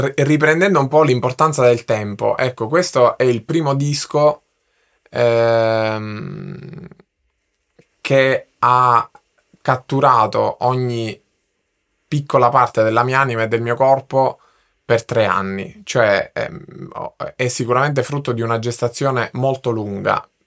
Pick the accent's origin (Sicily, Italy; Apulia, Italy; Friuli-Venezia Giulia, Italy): Sicily, Italy; now in Milan, Italy; nella mia terra, nella, nella mia Sicilia